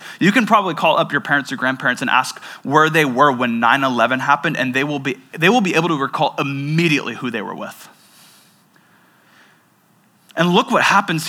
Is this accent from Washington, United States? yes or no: yes; Seattle, Washington, United States; I grew up in the Seattle area